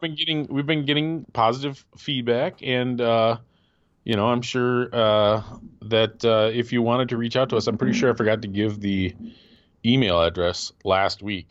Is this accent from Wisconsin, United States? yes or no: yes; Wisconsin, United States; moved away; also born or lived in Michigan; my friend and I Casey, who I grew up in Wisconsin